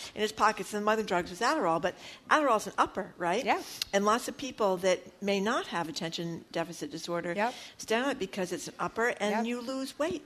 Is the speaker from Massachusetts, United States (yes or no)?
yes; Fall River, Massachusetts, United States; I grew up in Fall River.